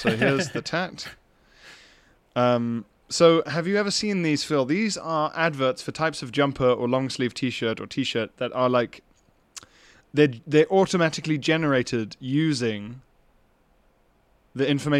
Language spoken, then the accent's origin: English; Yorkshire and the Humber, United Kingdom; now in Copenhagen, Denmark; I grew up in West Yorkshire, but I've lived in Copenhagen for the past 3 years.